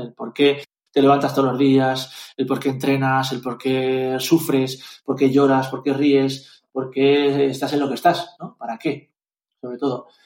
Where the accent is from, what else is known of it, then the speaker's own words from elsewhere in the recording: Zaragoza, Aragon, Spain; also born or lived in Valencia; Luego fuimos a vivir a Zaragoza y en Zaragoza empecé a competir de verdad